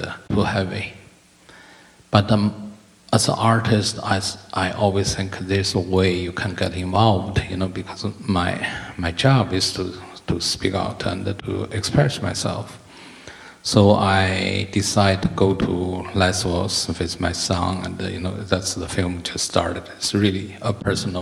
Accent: China; moved away; I grew up in China.

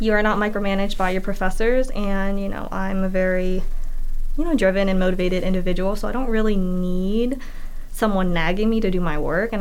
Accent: York, Pennsylvania, United States; I am from York, Pennsylvania

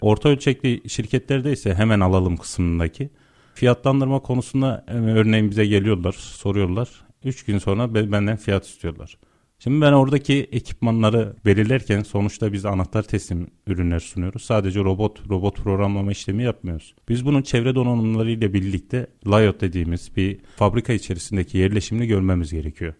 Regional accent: Yozgat Province, Turkey; ben Yozgatlıyım.

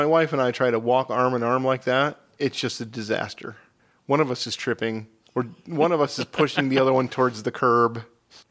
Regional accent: Midwest, United States; As a Midwesterner

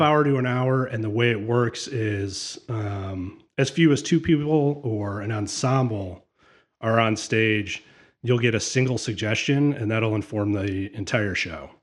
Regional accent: Sylvania, Ohio, United States; also born or lived in Notre Dame, Indiana; I grew up in Sylvania.

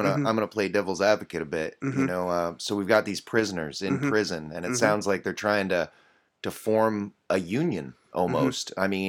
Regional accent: Ohio, United States; I'm from Ohio

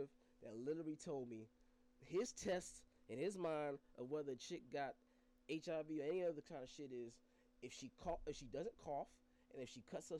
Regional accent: Griffin, Georgia, United States; This is 18, 19 years old that we are from Griffin, Georgia.

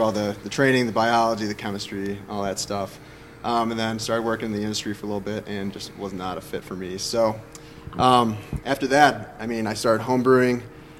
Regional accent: Chicago, Illinois, United States; moved away; So I'm originally from Chicago, grew up on the south side of the city

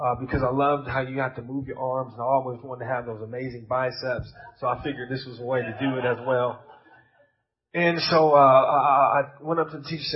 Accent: United States; accent: American; You got my American accent

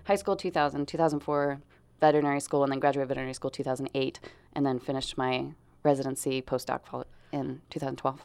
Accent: Grants Pass, Oregon, United States; also born or lived in Portland, Oregon; I was born in Portland, raised in Grants Pass. So, I am hometown girl here

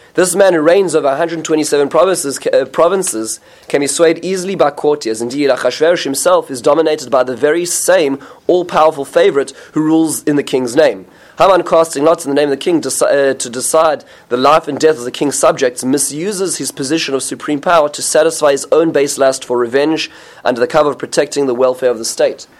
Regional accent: United States; as American Jews

